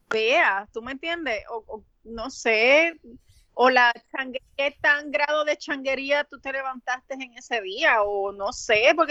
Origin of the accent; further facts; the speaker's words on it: Puerto Rico; como puertorriqueños